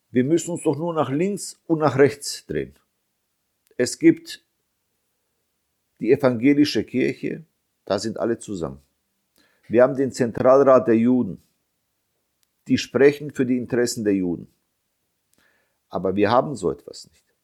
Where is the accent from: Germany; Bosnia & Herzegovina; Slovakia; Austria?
Bosnia & Herzegovina; Ich bin Bosnier. Ich habe Unterstützung von meiner Community, aber wir sind sehr wenige.